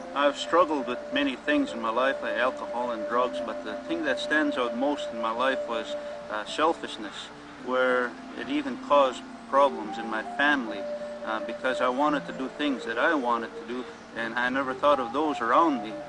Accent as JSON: {"language": "English", "area": "Buffalo Lake Métis Settlement", "region": "Alberta", "country": "Canada", "said": "I'm from the Buffalo Lake Métis Settlement, and uh, which is the Cree Nation, and uh, it's in Alberta, Canada."}